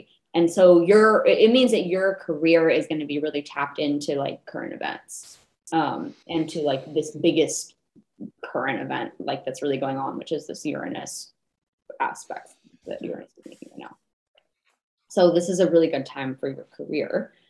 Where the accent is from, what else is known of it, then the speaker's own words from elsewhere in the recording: Los Angeles, California, United States; I'm from Los Angeles. There's a lot of like back to the earth stuff going on